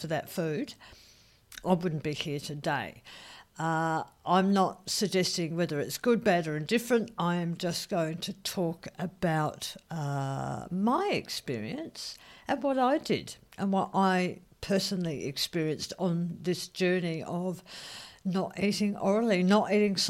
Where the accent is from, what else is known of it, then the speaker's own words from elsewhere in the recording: Australia; I'm an Australian. I love my big gutsy reds. I love wine. I love sparkling wine. You know, we have a bit of a drinking culture here. And, yeah, that's what I was brought up